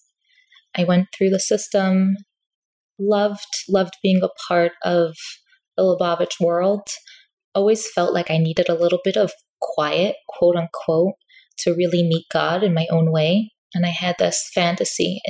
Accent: New York City, New York, United States; I grew up in Crown Heights

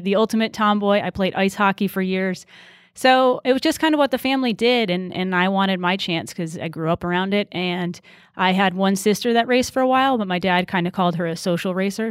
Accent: Wilbraham, Massachusetts, United States; moved away as an adult; also born or lived in North Carolina; I grew up in Wilbraham, Massachusetts, which is a small town out s, in, in Western Mass.

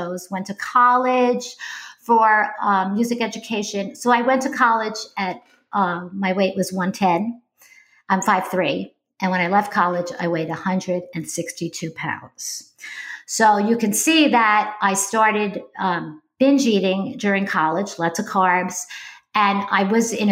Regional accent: upstate New York, United States; moved away as an adult; also born or lived in Bronx, New York; I lived in New York State my entire life. I didn't live in the city. I lived upstate, but I was born in the Bronx, in case you hear that in my voice

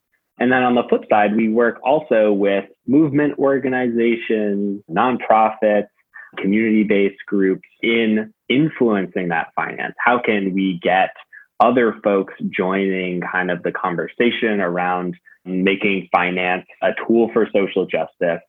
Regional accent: Newton, Massachusetts, United States; moved away as an adult; now in Queens, New York, United States; I am from the Boston area, suburb of Boston called Newton, a very, very fortunate and nice place to grow up.

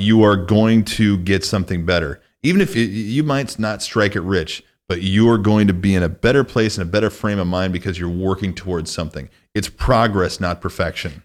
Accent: Northwest Illinois, United States; moved away as an adult; also born or lived in Minneapolis / California; now in Nevada, United States; I grew up in Northwest Illinois

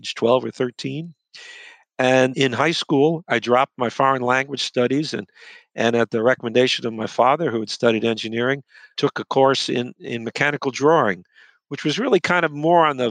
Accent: New York City, New York, United States; moved away as an adult; also born or lived in Ann Arbor, Michigan; now in Washington, D.C., United States; I was born and grew up in New York City

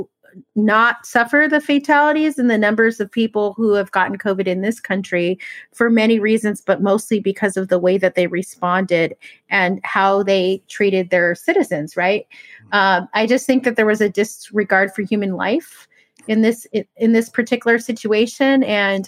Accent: United States; as American people

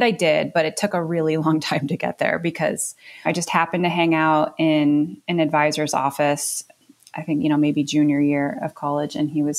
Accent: Ohio, United States; also born or lived in New York / Connecticut; I grew up in the Northeast, born in New York, and then was in Ohio for a sort of formative upbringing, and then hung out in Connecticut for a minute, and then back in Ohio.

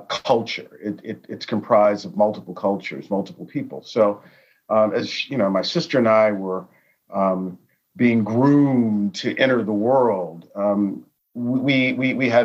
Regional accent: Chicago, Illinois, United States; I grew up in Chicago. I grew up in Chicago in a community that at the time was highly diverse

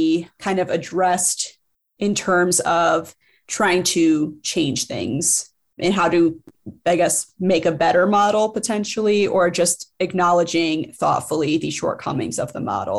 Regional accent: Rust Belt, United States; I grew up in the Rust Belt. Everywhere you go, you just see these empty factories and industrial spaces

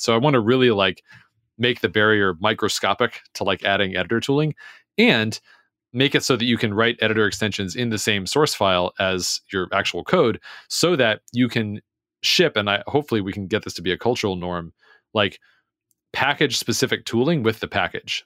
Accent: United States; I'm American

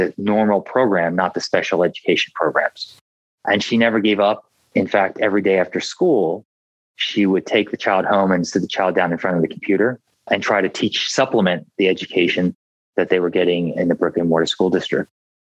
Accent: Philadelphia, Pennsylvania, United States; I grew up in Philadelphia

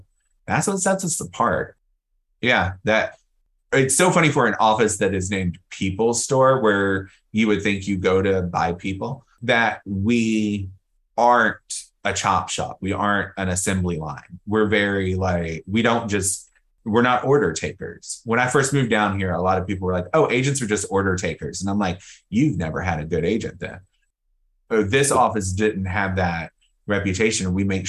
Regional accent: New York, United States; now in Atlanta, US/also=Los Angeles; because we come from New York and have experience in LA.

